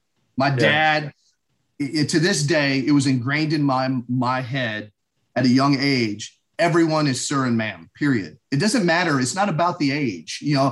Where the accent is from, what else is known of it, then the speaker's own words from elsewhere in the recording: Shreveport, Louisiana, United States; born there; I was born in Shreveport, Louisiana, at Barksdale Air Force Base.